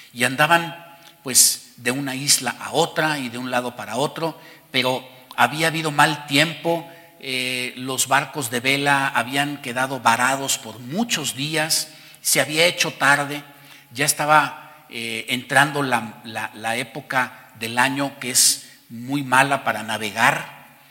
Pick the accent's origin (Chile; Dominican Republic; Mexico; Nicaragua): Mexico; además de ser mexicanos y por encima de ser mexicanos, somos hijos de Dios